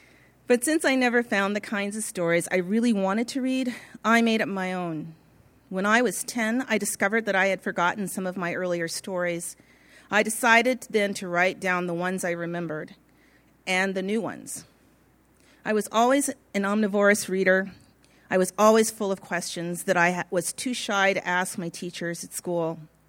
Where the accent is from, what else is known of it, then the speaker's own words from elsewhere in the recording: Pasadena, California, United States; I was born in Pasadena, California in 1947, and except for some scattered months of living in the desert just outside of Victorville, I lived in Pasadena until 1970.